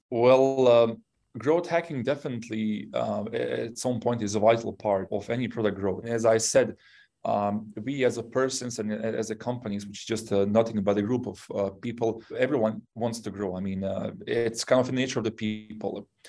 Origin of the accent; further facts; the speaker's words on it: Bosnia & Herzegovina; English is a second language; moved away; also born or lived in Yugoslavia; I'm originally from Bosnia